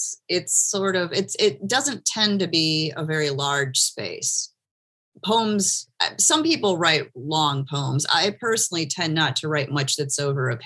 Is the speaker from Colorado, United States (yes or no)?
no; Michigan, United States; moved away as an adult; now in Miami, United States; I'm from Michigan. And I've been in Miami for since 2005